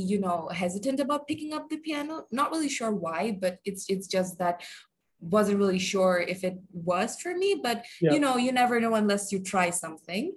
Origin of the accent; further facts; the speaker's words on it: Bangladesh; I am from Bangladesh